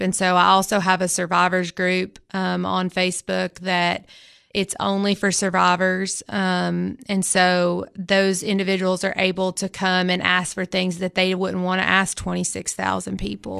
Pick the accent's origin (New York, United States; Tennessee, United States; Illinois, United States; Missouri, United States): Tennessee, United States; Baxter; I'm also from Baxter originally